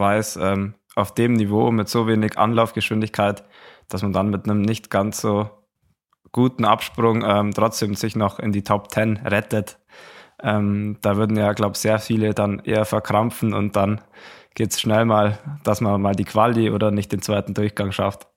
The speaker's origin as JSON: {"language": "German", "country": "Germany", "said": "bei uns in Deutschland"}